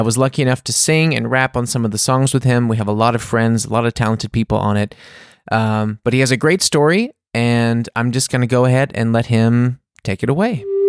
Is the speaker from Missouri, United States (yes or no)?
no; Mississippi, United States; We grew up together in Mississippi